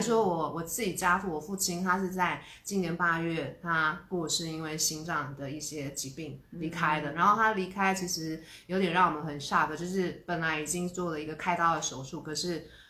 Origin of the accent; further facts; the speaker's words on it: Taiwan; 毕竟我们是土生土长的 台湾人